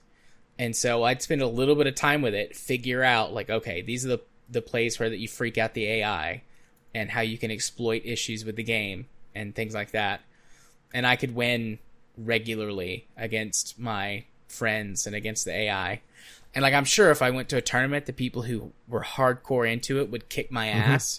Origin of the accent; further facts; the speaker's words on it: Tennessee, United States; I'm from Tennessee.